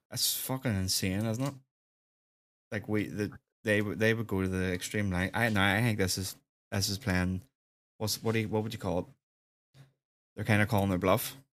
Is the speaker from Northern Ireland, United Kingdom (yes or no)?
yes; Northern Ireland, United Kingdom